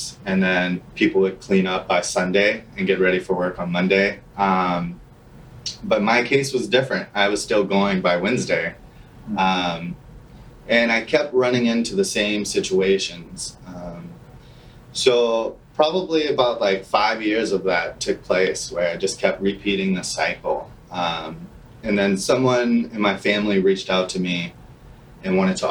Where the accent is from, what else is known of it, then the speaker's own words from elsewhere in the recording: New Orleans, Louisiana, United States; moved away as an adult; now in Minneapolis, United States; I'm originally from New Orleans, Louisiana